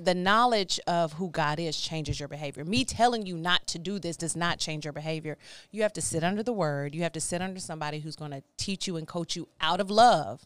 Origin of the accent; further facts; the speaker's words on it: Baytown, Texas, United States; also born or lived in Houston, Texas; I am from Houston, born in Houston, raised in Baytown